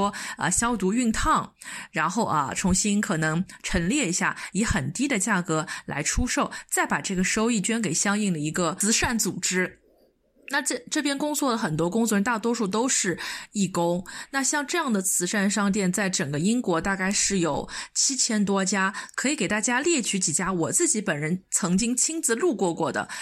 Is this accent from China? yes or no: yes; China; also born or lived in United Kingdom; 我们，中国人要买的东西其实都是装不下的